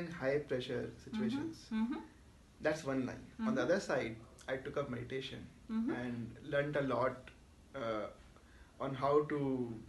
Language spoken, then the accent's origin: English; Jaipur, Rajasthan, India; moved away; also born or lived in Mumbai; I am natively from Jaipur